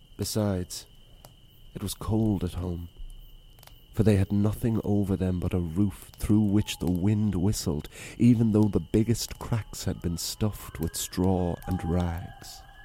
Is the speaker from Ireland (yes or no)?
yes; Wicklow, Leinster, Ireland; It was the Danish Vikings that found it. that founded my hometown